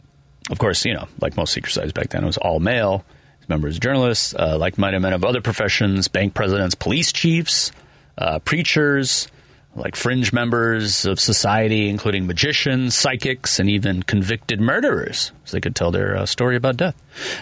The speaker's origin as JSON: {"language": "English", "country": "Ireland", "said": "I'm Irish, so I can say this, but the Irish exit."}